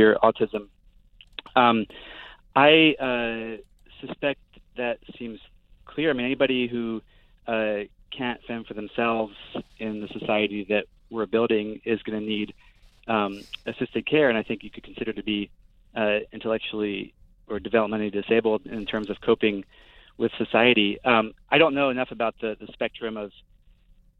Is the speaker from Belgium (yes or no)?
yes; Brussels, Brussels-Capital Region, Belgium; now in United States; I grew up in Brussels